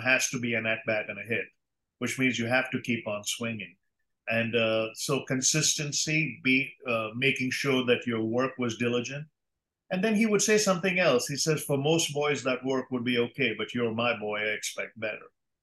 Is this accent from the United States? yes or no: no; India; moved away as an adult; I grew up debating in India